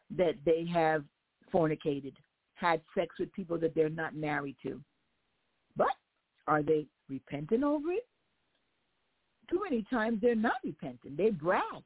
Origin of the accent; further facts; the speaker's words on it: United States; as an American, somebody that was born here, raised here, I love the fact that God allowed me to be born and raised in America